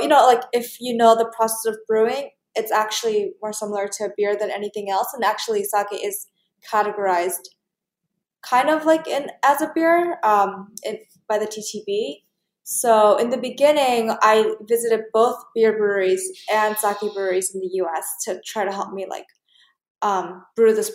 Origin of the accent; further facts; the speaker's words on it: New York City, New York, United States; being born and raised in Flushing